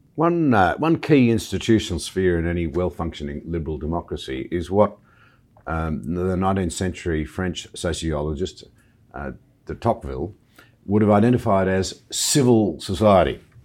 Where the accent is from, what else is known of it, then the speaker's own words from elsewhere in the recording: Australia; As an Australian